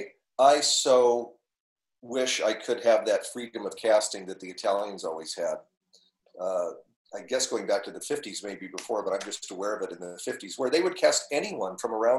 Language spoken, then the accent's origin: English; Midwest, United States; I'm from the Midwest, and I'm the grandson of immigrants